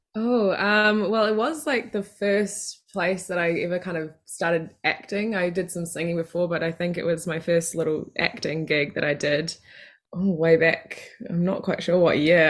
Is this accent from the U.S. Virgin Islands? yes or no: no; Matamata, Waikato, New Zealand; in my hometown